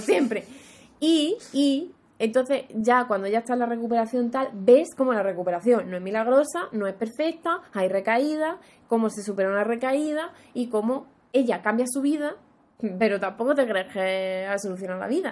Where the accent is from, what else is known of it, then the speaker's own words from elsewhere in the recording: Andalusia, Spain; para mí que soy andaluza